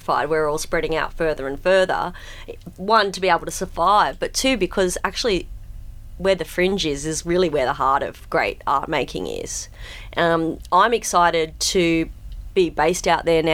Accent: Sydney, New South Wales, Australia; I'm a Westie at heart. I grew up out in the Hills District.

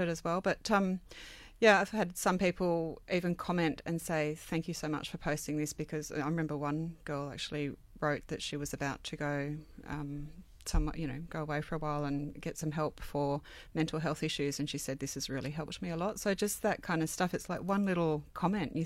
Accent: Sydney, New South Wales, Australia; also born or lived in Inner West, Sydney; I grew up on the Northern Beaches

